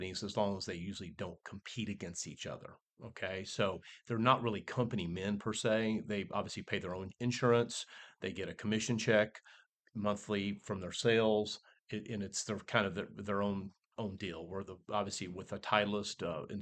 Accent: Hilton Head Island, South Carolina, United States; also born or lived in Indiana / Alabama; I grew up from Indiana originally, but I grew up in Hilton Head Allen, South Carolina

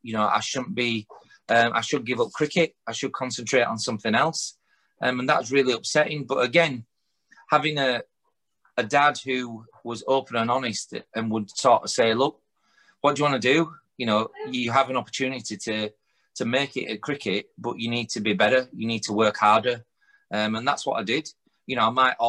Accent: Huddersfield, Yorkshire and the Humber, United Kingdom; I'm born and raised in Huddersfield

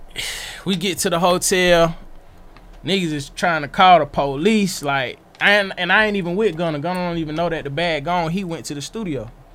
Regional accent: Atlanta, Georgia, United States; I'm from Atlanta.

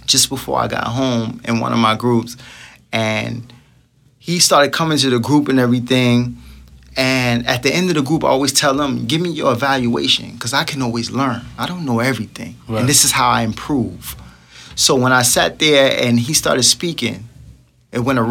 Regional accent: New York City, New York, United States; I'm just from Brooklyn.

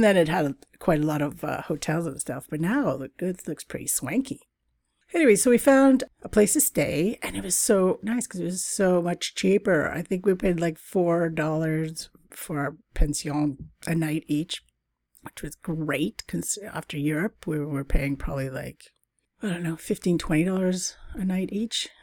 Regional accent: Canada; moved away; also born or lived in Britain; Canada, my fellow Canucks

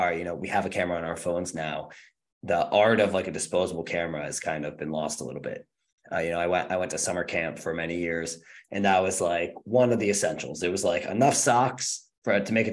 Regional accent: Rochester, New York, United States; moved away; I'm from Rochester, New York, which is like the home of film photography

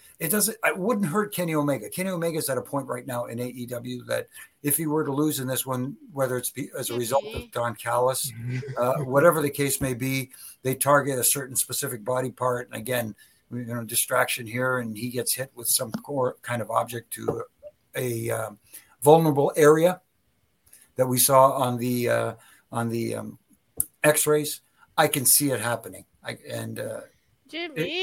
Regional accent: Toronto, Ontario, Canada; I'm from Toronto

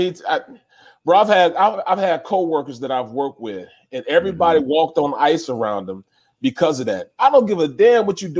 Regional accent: St. Louis, Missouri, United States; I'm from St. Louis, man. I'm from the ghettoest place in the world.

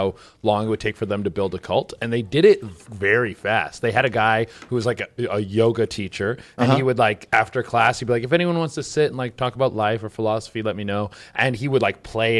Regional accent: Canada; I'm Canadian

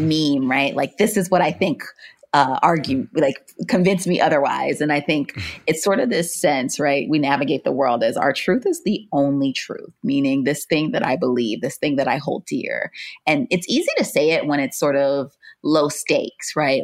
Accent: Miami, Florida, United States; was born and raised in Florida

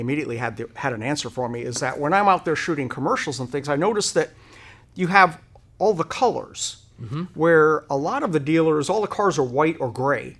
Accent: Rhode Island, United States; now in Hennessey, United States; I grew up in Rhode Island

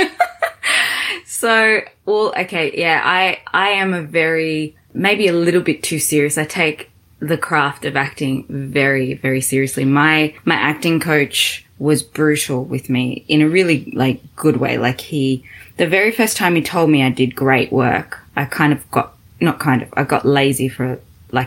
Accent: Australia; accent: Australian; also born or lived in Zimbabwe; I'm Australian, as you can tell with the accent

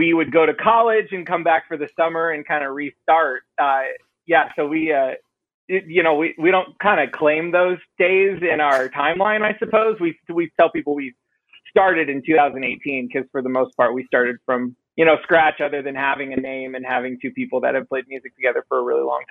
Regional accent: Escondido, California, United States; also born or lived in San Marcos, California; I was born and raised in Escondido, San Marcos area. That's North County part of San Diego.

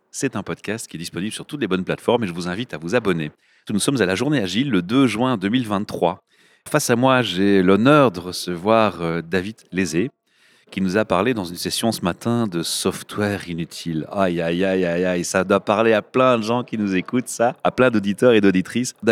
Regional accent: Rennes, Brittany, France

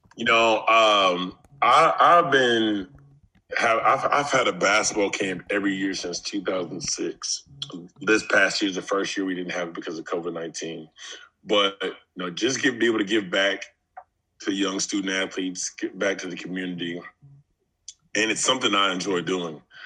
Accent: Fayetteville, Arkansas, United States; I'm from Fayetteville, Arkansas

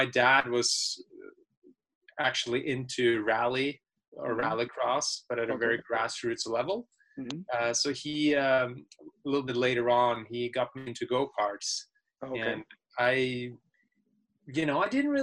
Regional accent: Norway; moved away as an adult; now in United States; growing up out there in the deep forests of Norway

